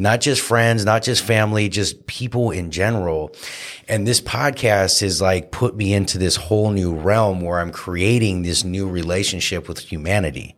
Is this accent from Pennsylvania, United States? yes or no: no; Santa Cruz, California, United States; my best friend, uh, James McCord, uh, who I grew up here with in Santa Cruz